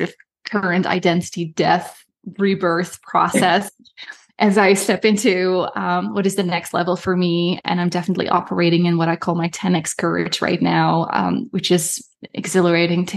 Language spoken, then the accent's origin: English; Netherlands; moved away as an adult; also born or lived in Germany; now in Canada; was born and raised in Europe. I'm from Holland.